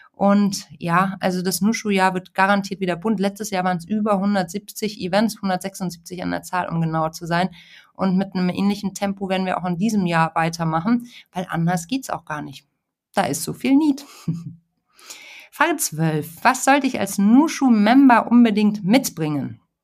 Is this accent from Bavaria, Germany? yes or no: yes; Munich, Bavaria, Germany; moved away; also born or lived in Hamburg; Ich bin ja mittlerweile in München. Ich bin auch gebürtige Münchnerin